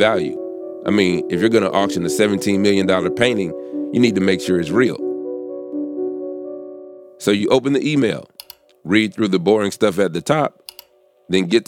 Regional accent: the South, United States; We're both from the South

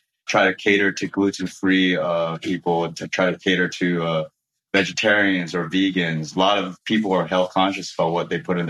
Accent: Oahu, Hawaii, United States; also born or lived in Kauai; growing up on Oahu. But like, yeah, when we were real little, Kauai was where we were born.

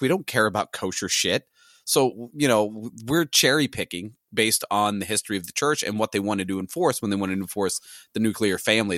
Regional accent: St. Louis, Missouri, United States; I'm from Missouri, I'm from the Saint Louis area

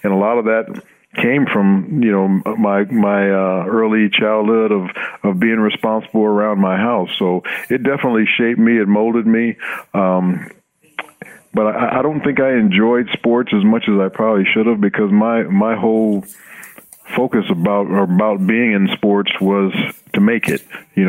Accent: Los Angeles, California, United States; You know, I grew up in Los Angeles, like you said. We weren't very well off.

